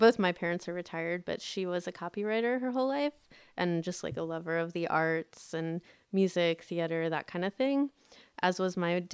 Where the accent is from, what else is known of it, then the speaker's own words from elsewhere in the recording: United States; they had us outside of DC in the suburbs